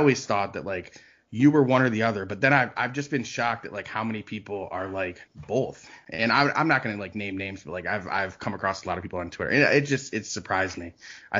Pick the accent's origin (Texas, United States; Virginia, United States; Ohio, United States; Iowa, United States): Ohio, United States; also born or lived in Arizona; Where I'm going with this is because I grew up in Ohio. I've lived in Ohio most of my life.